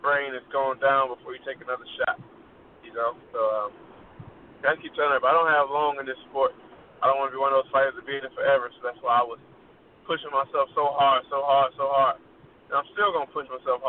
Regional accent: Chicago, Illinois, United States; Chicago, my hometown

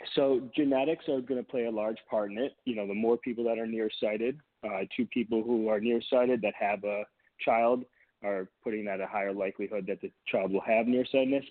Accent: near Detroit, Michigan, United States; moved away as an adult; also born or lived in Boston, Massachusetts; now in California, United States; Now, granted, we live in California. I grew up in Michigan

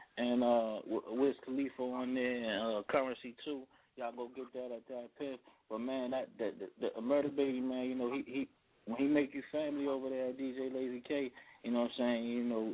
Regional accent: Washington, District of Columbia, United States; also born or lived in Connecticut; I'm from Washington, D.C., man. Shouts out to Northeast

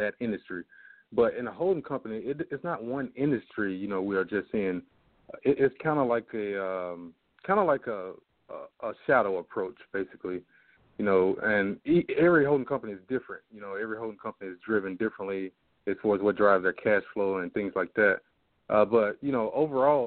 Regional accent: Jackson, Mississippi, United States; I'm originally from Jackson, Mississippi

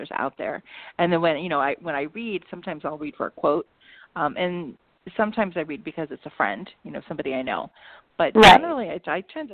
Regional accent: Baltimore, Maryland, United States; moved away as an adult; also born or lived in Cincinnati, Ohio; I grew up in the Baltimore area

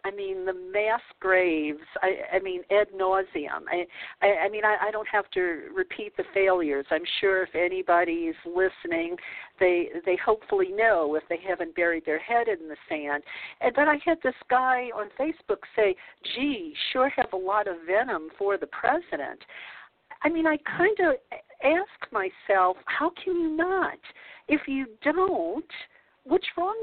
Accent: the South, United States; growing up in the South

